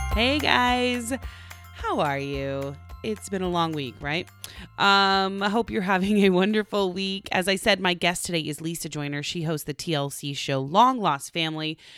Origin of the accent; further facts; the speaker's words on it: Tulsa, Oklahoma, United States; I'm the entertainment reporter for, um, the N B C station in my hometown.